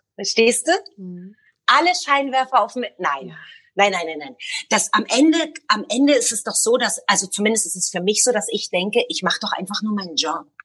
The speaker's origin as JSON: {"language": "German", "region": "Berlin", "country": "Germany", "tie": "born or raised there", "moved": "as an adult", "lives_now": "Tel Aviv, Israel", "said": "als kleines Mädchen in Ostberlin"}